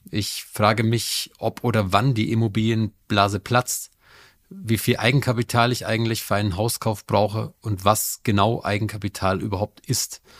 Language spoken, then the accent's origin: German; Bavaria, Germany; Ich komme aus Bayern. Da bin ich auch gerade zugeschaltet.